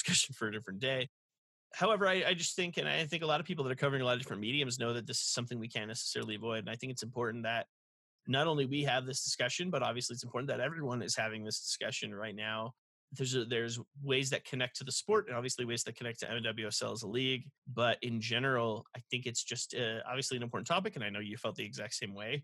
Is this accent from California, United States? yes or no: yes; Los Angeles, California, United States; I grew up in Los Angeles.